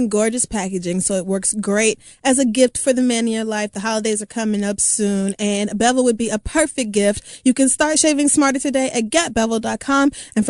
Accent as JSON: {"language": "English", "region": "Oklahoma", "country": "United States", "tie": "born or raised there", "also_born_or_lived": "Texas / Louisiana", "said": "I have certainly never experienced shit like that growing up in Oklahoma, Texas, Louisiana. It does not snow."}